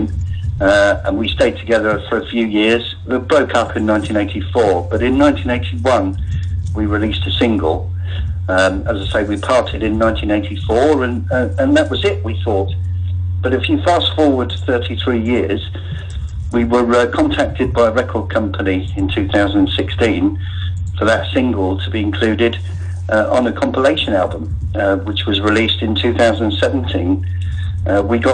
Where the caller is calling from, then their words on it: Westbury, South West England, United Kingdom; I'm calling from Westbury in Wiltshire.